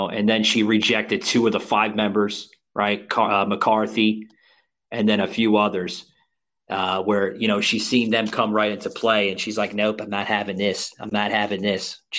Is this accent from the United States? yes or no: yes; New York City, New York, United States; moved away as an adult; now in Florida, United States; I was born and raised in Queens, New York